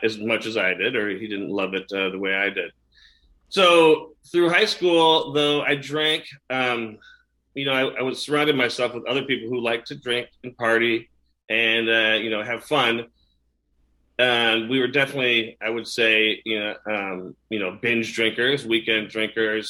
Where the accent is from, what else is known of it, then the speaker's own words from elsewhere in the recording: Chicago, Illinois, United States; I grew up in the suburbs of Chicago, two loving parents, brother and sister, great family